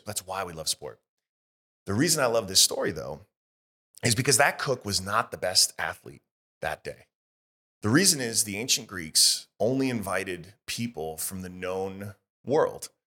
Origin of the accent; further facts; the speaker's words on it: United States; as an American